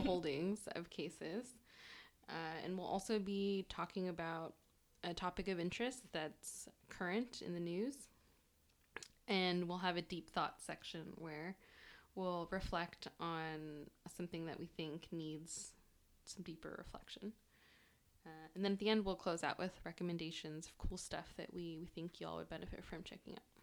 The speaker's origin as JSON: {"language": "English", "area": "Bay Area", "region": "California", "country": "United States", "tie": "born or raised there", "second_language": "English", "said": "I grew up in the Bay Area"}